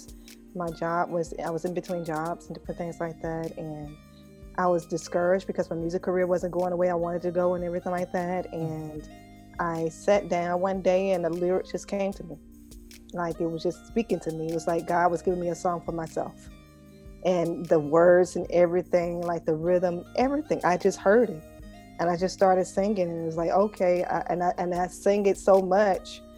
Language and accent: English; rural Arkansas, United States; moved away as an adult; also born or lived in New York; now in Memphis, United States; I'm from Arkansas originally. Mm-hmm. I was born and raised in rural Arkansas